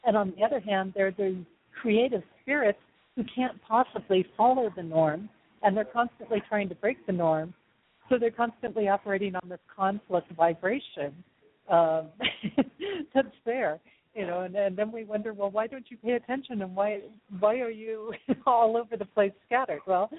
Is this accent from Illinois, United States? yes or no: no; Texas, United States; born there; accent: southern; part of it was from when I was born in Texas, I carried over this southern accent, and instead of letting me have that southern accent, they put me into speech therapy stuff